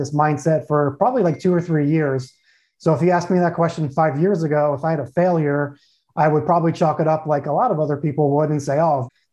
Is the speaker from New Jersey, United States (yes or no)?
no; Long Island, New York, United States; moved away as an adult; also born or lived in Tucson, Arizona / San Diego, California; now in Phoenix, United States; I'm born and raised in New York, born and raised Long Island, New York. So I'm a true New Yorker